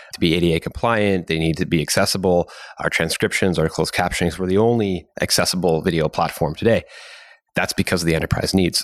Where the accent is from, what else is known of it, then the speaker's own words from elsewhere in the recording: Canada; as a Canadian